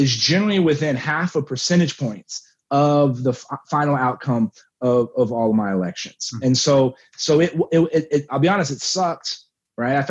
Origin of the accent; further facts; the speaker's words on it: Texas, United States; moved back to my hometown